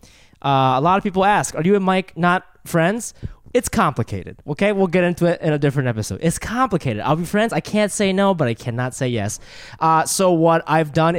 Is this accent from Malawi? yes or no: no; Japan; I was born in Japan.